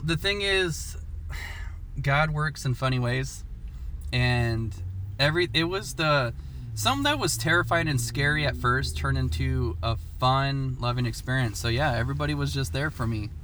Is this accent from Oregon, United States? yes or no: yes; Portland, Oregon, United States; I was born and raised in Portland, Oregon